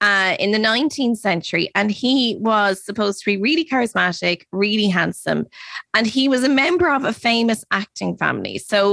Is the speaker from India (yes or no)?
no; Ireland; we're Irish.